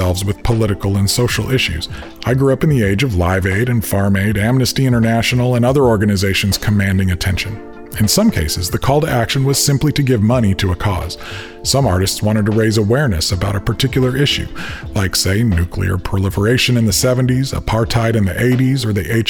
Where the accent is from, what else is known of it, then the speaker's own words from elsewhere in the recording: Aurora, Illinois, United States; my hometown of Aurora, Illinois, through our church.